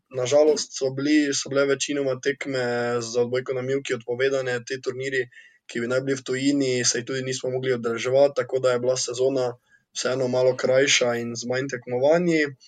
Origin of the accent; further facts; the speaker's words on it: Slovenia; Slovenci smo športni narod